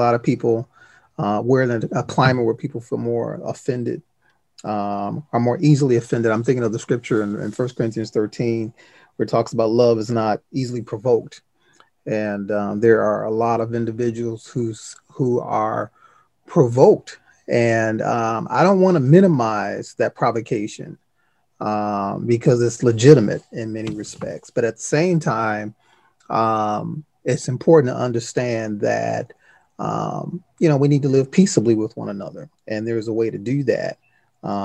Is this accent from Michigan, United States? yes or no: yes; Detroit, Michigan, United States; I grew up in Detroit inner city public schools